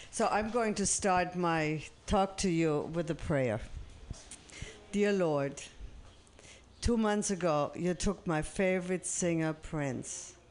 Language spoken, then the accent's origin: English; Germany; English is a second language; I'm from Germany, as you might might hear, and I went back to Germany in May